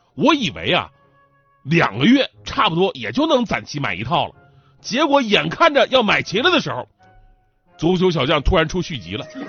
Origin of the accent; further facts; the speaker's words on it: Northeast China, China; 我们每个东北人都特有的盒饭情节